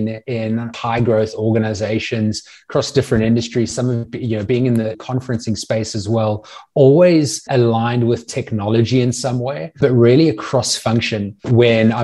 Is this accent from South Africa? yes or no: yes; South Africa; moved away as an adult; also born or lived in Natal Midlands / Cape Town / United States; now in Sydney, Australia; I grew up in South Africa, went to boarding school in the Natal Midlands